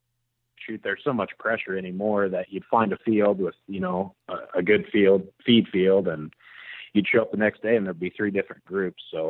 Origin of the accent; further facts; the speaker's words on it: Central Kansas, United States; I am from Central Kansas. I'm smack dab in the middle, right on I-70